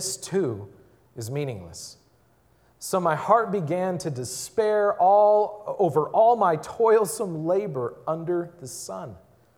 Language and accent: English; Milwaukee, Wisconsin, United States; I grew up in Milwaukee